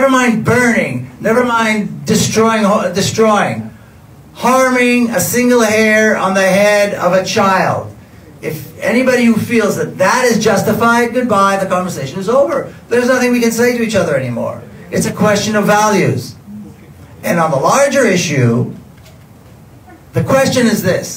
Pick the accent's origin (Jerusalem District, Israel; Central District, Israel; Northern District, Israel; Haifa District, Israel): Jerusalem District, Israel; Jerusalem; I was born and raised in Jerusalem